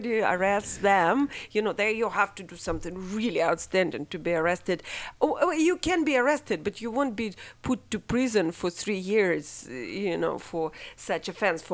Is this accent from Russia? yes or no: yes; Russia; moved away as an adult; now in United States; I grew up in Russia and came to be and formed in Russia